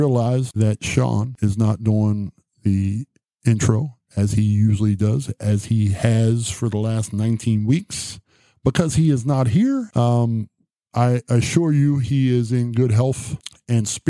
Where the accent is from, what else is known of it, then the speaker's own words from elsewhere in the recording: Martins Ferry, Ohio, United States; my hometown of Martins Ferry